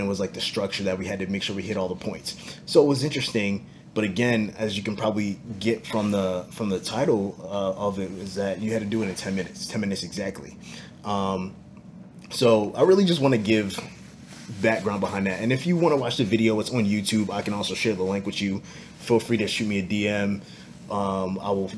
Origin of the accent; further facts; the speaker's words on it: New Jersey, United States; moved away as an adult; now in Tulsa, United States; I'm born and raised in Jersey boy